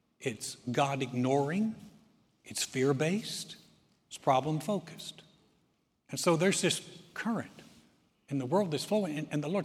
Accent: the South, United States; I was raised in the South.

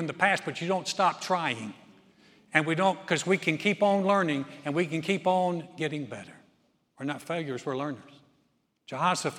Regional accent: Greensboro, North Carolina, United States; also born or lived in Houston area, Texas; Joy and I started our first church in 1989 in my hometown of Greensboro, North Carolina

